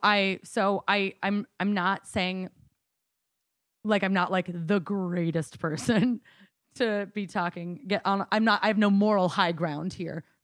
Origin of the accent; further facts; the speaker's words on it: Coeur d'Alene, Idaho, United States; I'm from Coeur d'Alene, Idaho